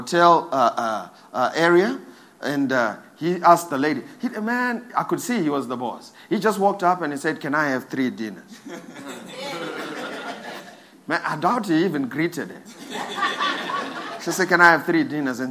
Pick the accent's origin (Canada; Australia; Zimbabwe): Zimbabwe; I'm from Zim.